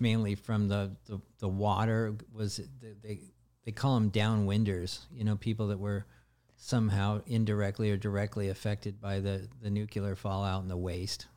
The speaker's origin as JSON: {"language": "English", "area": "the Northwest", "region": "Pacific Northwest", "country": "United States", "said": "I come from the Northwest area"}